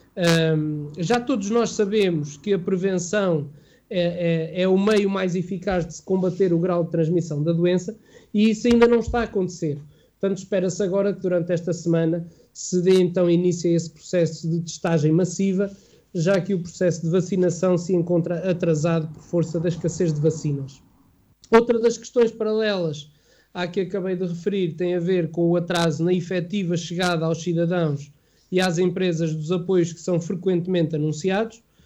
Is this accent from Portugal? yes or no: yes; Vagos, Aveiro District, Portugal; enquanto vaguense e enquanto amigo do, do, Oscar e também enquanto português